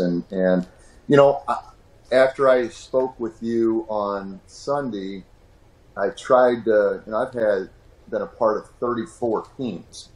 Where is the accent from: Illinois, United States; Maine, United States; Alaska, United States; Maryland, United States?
Illinois, United States; Peoria; moved away as an adult; also born or lived in Macomb, Illinois / Tulsa, Oklahoma / Fresno, California / Seattle, Washington; born and raised in Peoria, Illinois